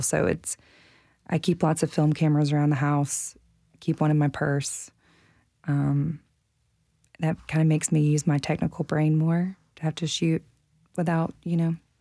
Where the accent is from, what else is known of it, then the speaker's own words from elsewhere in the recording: the South, United States; now in Nashville, United States; I'm from the South